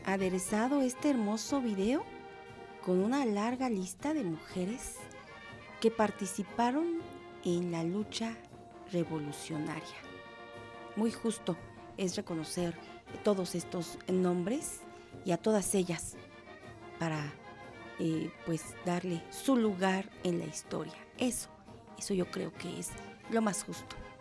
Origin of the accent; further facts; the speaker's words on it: Mexico; como mexicanos